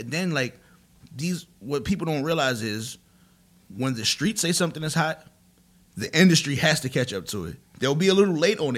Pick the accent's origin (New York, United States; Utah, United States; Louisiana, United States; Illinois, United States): New York, United States; we used to be like, yo, we're from New York. This is how New York's supposed to sound.